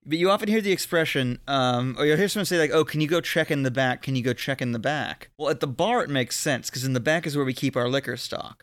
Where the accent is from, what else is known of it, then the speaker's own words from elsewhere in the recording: Florida, United States; I grew up in Florida